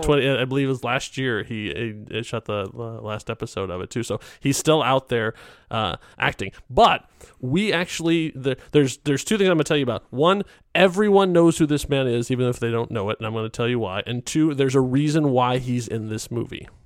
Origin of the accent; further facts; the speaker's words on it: Chicago, Illinois, United States; I grew up in Chicago